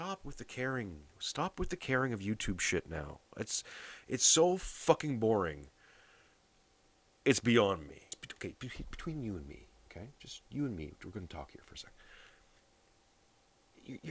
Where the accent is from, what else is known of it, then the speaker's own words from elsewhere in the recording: Canada; I'm a Canadian